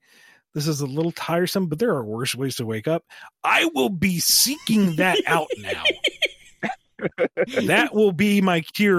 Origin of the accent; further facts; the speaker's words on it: Ireland; Like, I feel mildly offended by the bad accent. I'm freaking Irish.